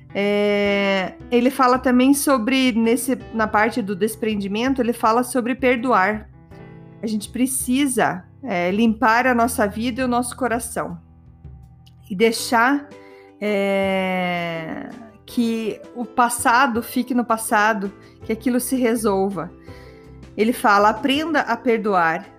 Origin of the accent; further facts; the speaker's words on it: Brazil; moved away; eu tenho super orgulho de ser brasileira